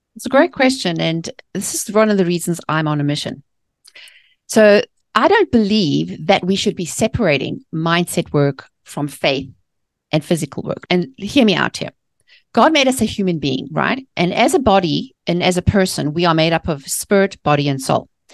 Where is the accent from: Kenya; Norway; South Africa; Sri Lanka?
South Africa; Johannesburg, Gauteng; born or raised there; moved away as an adult; also born or lived in England; now in United States